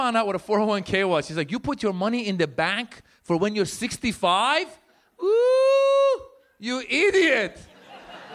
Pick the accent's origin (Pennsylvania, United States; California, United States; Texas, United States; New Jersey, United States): California, United States; Northern; also born or lived in Iran; now in Los Angeles, United States; I actually grew up in Northern California.